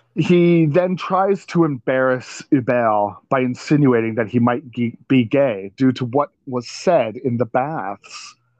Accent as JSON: {"language": "English", "country": "Canada", "said": "we're Canadian"}